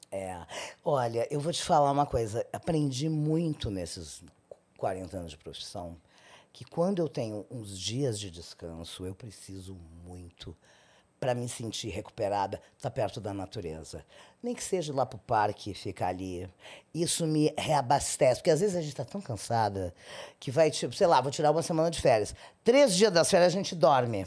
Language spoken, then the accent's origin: Portuguese; Rio Grande, Rio Grande do Sul, Brazil; moved away; Eu, eu sou de Rio Grande, é no Rio Grande do Sul. É, a minha cidade fica no litoral, no extremo sul